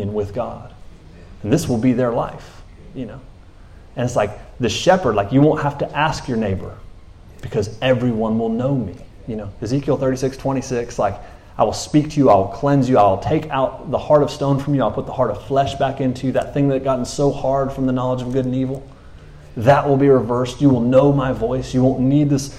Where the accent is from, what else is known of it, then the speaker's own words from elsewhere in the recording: United States; I'm American